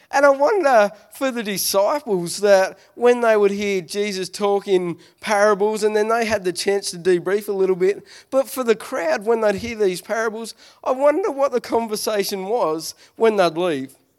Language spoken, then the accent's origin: English; Smithton, Tasmania, Australia; I'm from Smithton